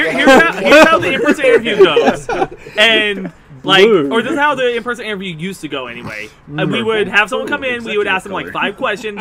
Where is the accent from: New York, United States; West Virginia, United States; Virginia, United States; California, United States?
California, United States; I'm fairly certain that's just because I came from California. Like, what's up is a very Californian thing to say.